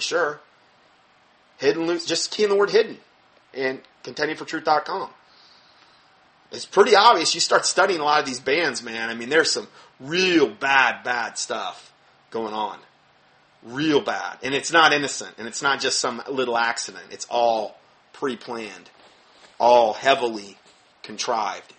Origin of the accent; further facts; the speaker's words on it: Fort Myers, Florida, United States; moved away; my hometown, where we came from in Fort Myers.